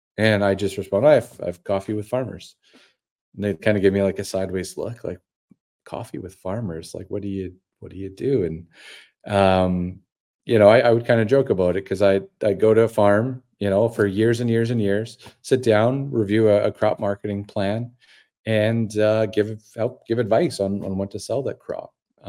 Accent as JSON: {"language": "English", "town": "Dormy", "region": "Saskatchewan", "country": "Canada", "said": "You know, I'm a farm kid. Again, I'm from Dormy, Saskatchewan. My dad and brother farm just over 10,000 acres there."}